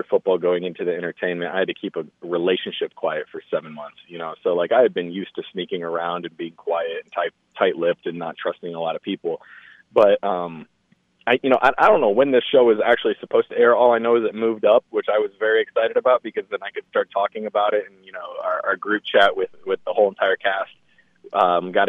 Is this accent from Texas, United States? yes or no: no; Indianapolis, Indiana, United States; I was born in Indy, so I went to a lot of Colts games